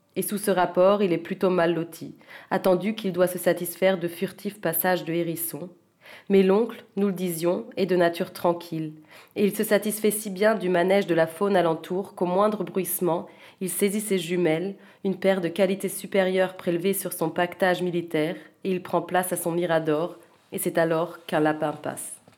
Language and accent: French; Zurich, Switzerland; first language French; moved away as an adult; also born or lived in Vienna / Paris; Comme j'ai grandi à Zurich, j'ai tout d'abord écrit en allemand